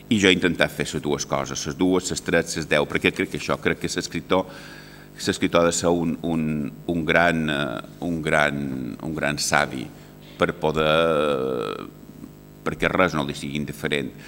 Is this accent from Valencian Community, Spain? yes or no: yes; Castelló de la Plana, Valencian Community, Spain; born there; vaig néixer en el Mas d'en Sales, a Castelló de la Plana